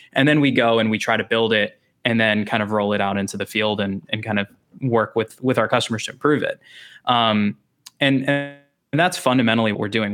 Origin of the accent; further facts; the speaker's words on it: Texas, United States; also born or lived in Chicago; I grew up in Texas.